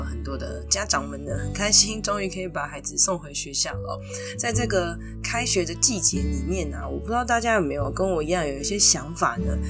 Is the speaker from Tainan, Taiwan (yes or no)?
no; Taipei, Taiwan; 我们台北人就是很惨的